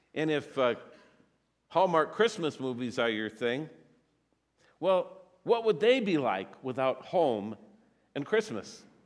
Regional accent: Eagan, Minnesota, United States; I was born in Minneapolis, but I was raised in Eagan, so I say I'm from Eagan

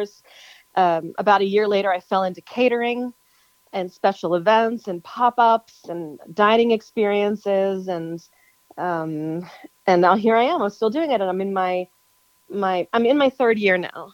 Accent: Newtown, Pennsylvania, United States; moved away as an adult; now in Nashville, United States; I grew up near Philadelphia, Pennsylvania, a little town called Newtown, just about 20 minutes outside the city. And that's where I was born and raised and lived until I moved to Nashville.

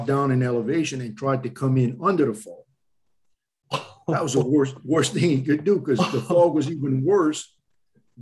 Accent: Louisiana, United States; I'm from Louisiana

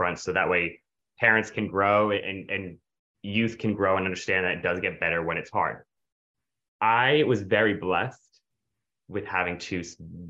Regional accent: the North, United States; I'm from the North.

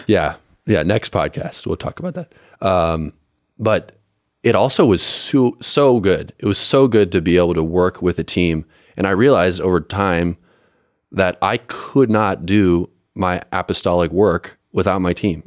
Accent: Colorado, United States; I'm also from Colorado, um, up in the mountains, uh, west of Denver.

